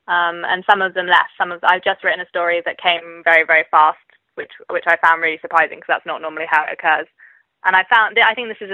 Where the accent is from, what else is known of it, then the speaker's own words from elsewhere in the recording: Cambridgeshire, East of England, United Kingdom; now in Oxford, United Kingdom; I grew up in Cambridgeshire